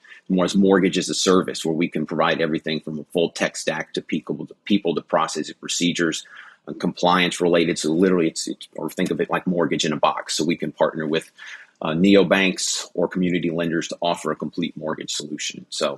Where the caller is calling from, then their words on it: Seattle, Washington, United States; It is 5:09 a.m. in Seattle, Washington.